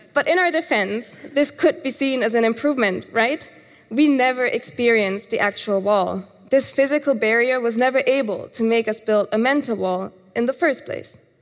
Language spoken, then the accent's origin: English; Germany; Growing up in Germany